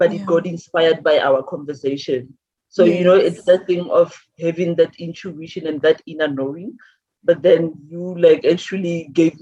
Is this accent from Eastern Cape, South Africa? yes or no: no; Maretsane, North West, South Africa; also born or lived in Mahikeng; I'm from Maretsane. It's a village in the Northwest.